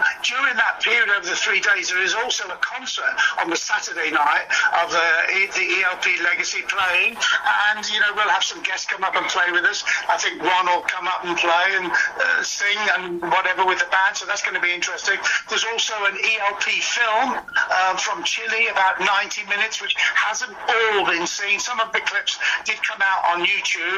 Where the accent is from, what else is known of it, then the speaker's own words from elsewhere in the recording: Birmingham, West Midlands, United Kingdom; my hometown, Birmingham